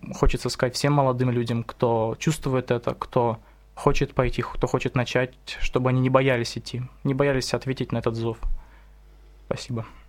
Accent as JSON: {"language": "Russian", "town": "Irkutsk", "region": "Irkutsk Oblast", "country": "Russia", "said": "я из Иркутска"}